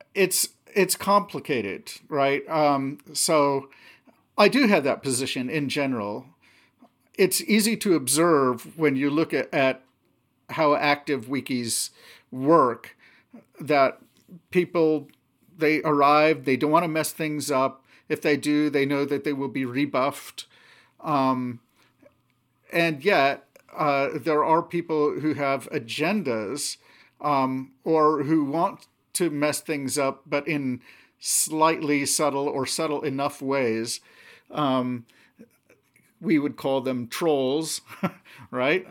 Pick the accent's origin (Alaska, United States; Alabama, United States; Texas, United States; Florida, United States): Alaska, United States; Anchorage; also born or lived in Seattle area, Washington; we moved up to Alaska when I was seven. And, uh, yeah, so, uh, um, most of my childhood memories growing up, um, are from there.